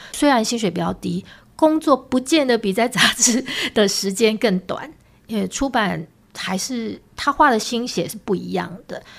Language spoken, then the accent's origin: Chinese; Hualien, Hualien County, Taiwan; 因为我是花莲人，出生成长就求学的阶段都是在花莲